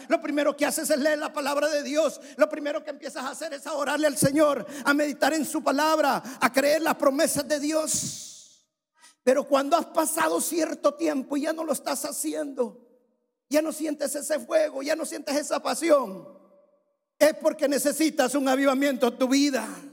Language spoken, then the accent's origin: Spanish; El Salvador; En mi país hay un valle que es el valle de Giboa, es un valle precioso